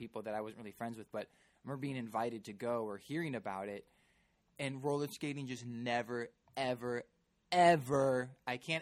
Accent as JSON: {"language": "English", "town": "Glen Ellyn", "region": "Illinois", "country": "United States", "tie": "born or raised there", "moved": "yes", "lives_now": "Los Angeles, United States", "said": "Having lived in Glen Ellen and growing up in the Midwest"}